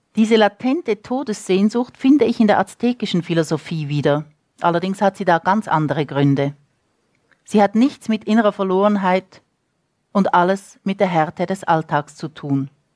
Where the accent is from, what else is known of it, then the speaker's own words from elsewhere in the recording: Switzerland; moved away as an adult; also born or lived in United States; now in Santa Fe, United States; ich bin Schweizerin, ich bin mit Federica de Cesco-Romanen aufgewachsen